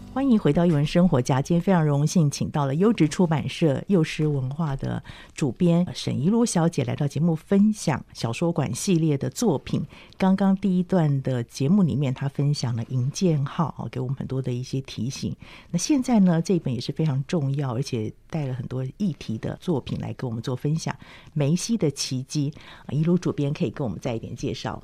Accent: Taiwan; 其实跟台湾现在环境也有点接近，嗯、我们也是来自好多地方的一些混跟在地的原住民嘛

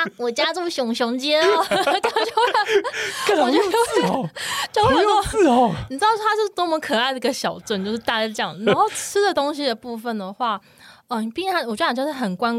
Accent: Taiwan; 我们也是台湾人，就期期待下雪这件事情

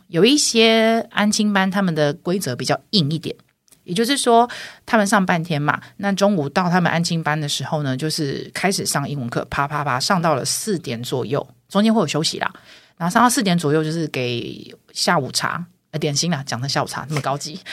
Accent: Taiwan; 我们两个不是天龙国长大的孩子

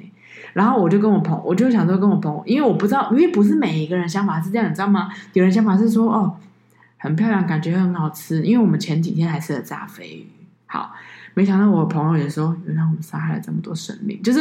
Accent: Taiwan; 我是台湾人，

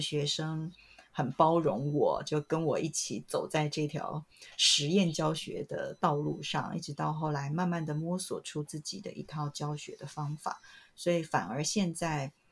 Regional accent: Taiwan; moved away as an adult; now in United Kingdom; 我本来在台湾是完全 不熟悉简体中文的

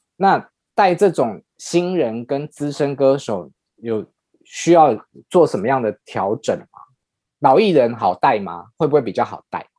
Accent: Taiwan; 我们台湾

